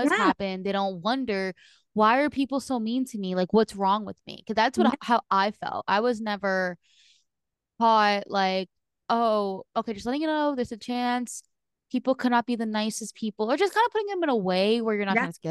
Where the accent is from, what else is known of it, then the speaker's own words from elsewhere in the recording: New Jersey, United States; now in Florida, United States; I'm originally from New Jersey